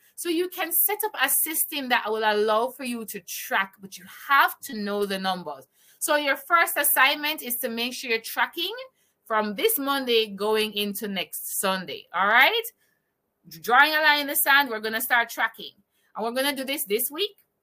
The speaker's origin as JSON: {"language": "English", "country": "Jamaica", "said": "I'm from Jamaica"}